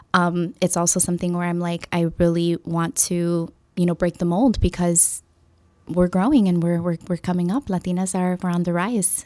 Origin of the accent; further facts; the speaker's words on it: Chicago, Illinois, United States; first language English; growing up in Humboldt Park and, um, having the majority of my father's family here, um, in Chicago